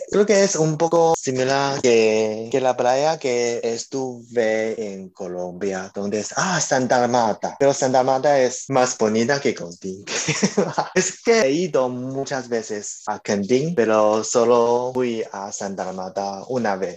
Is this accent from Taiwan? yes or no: yes; Taiwan; Spanish is a second language; yo un taiwanese y estoy en Taipei, el capital de Taiwán